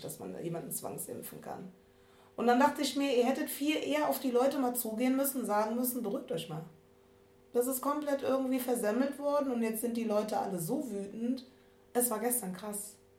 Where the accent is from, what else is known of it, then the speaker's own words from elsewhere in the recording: Germany; ich bin aus dem Rheinland, nur weil wir Karneval feiern